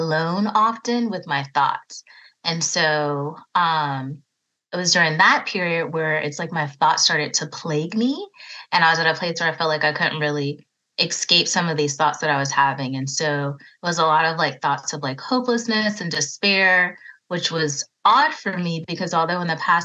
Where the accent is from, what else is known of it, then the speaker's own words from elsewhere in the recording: Raleigh, North Carolina, United States; also born or lived in Virginia; I was born in Virginia, but I grew up in Raleigh, North Carolina, so I haven't ventured too far away from home